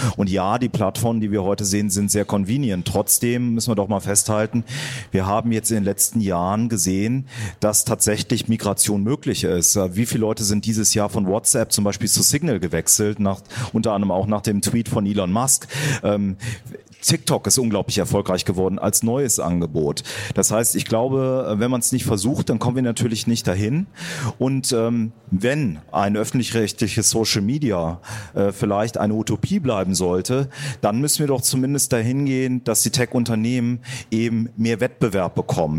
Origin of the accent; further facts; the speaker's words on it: Germany; wir in Deutschland